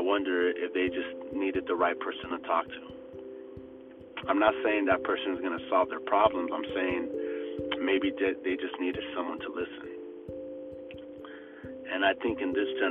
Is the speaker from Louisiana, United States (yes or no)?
no; LA area, Orange County area, Southern California, United States; growing up in Southern California, LA area, Orange County area